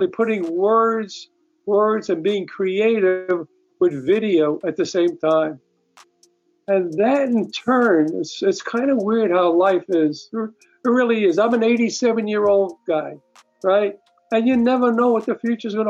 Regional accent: New York City, New York, United States; moved away as an adult; now in California, United States; I grew up in Brooklyn

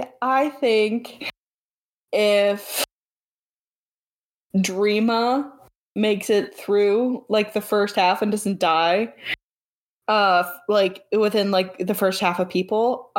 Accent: United Kingdom; I'm British, so this will be fun.

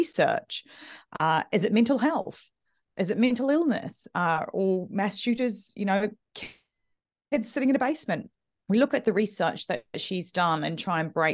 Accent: New Zealand; now in United Kingdom; I'm originally from New Zealand

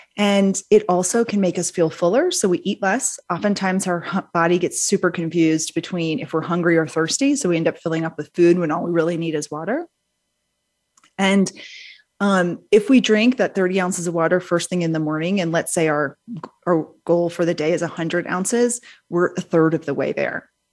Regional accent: New Orleans, Louisiana, United States; I grew up in New Orleans, Louisiana, um, from a big, big Southern family

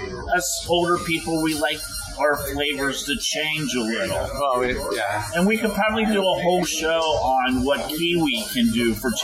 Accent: Cincinnati, Ohio, United States; moved away; Yeah, I'm a Buckeye. Yeah. Originally, I'm from Cincinnati originally.

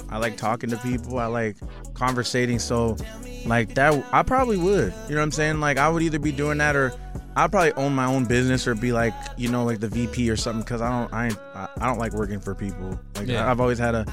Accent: Minneapolis, Minnesota, United States; my hometown of Minneapolis, Minnesota

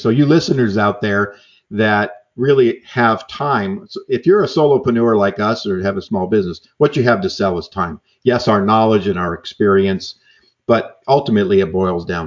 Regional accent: New York, United States; now in California, United States; I'm from New York, so another transplant

